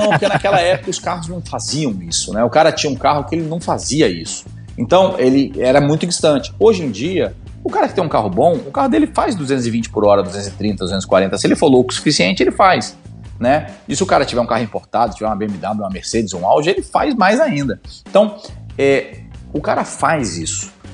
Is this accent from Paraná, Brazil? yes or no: no; Rio de Janeiro, Brazil; also born or lived in Argentina; Eu sou do Rio, eu, eu comecei a pilotar no Rio de Janeiro, em Jacarepaguá